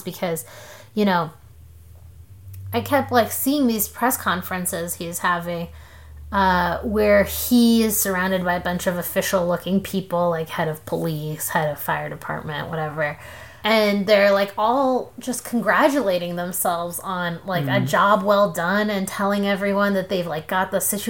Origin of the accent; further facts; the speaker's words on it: Columbus, Ohio, United States; now in Houston, United States; the neighborhood that I grew up in Columbus